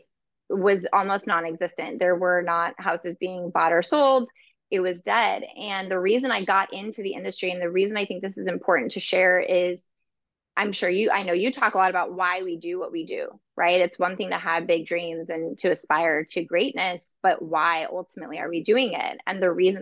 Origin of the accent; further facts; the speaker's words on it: California, United States; moved away as an adult; now in Chicago, United States; I'm from California originally